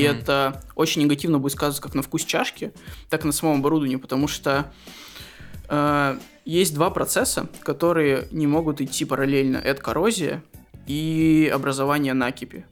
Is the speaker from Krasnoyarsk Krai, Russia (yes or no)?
yes; Krasnoyarsk, Krasnoyarsk Krai, Russia; now in Moscow, Russia; я из Красноярска